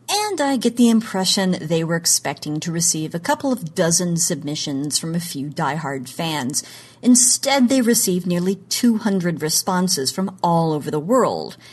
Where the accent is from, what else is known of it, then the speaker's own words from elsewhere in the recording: Oklahoma, United States; moved away; in my home state of Oklahoma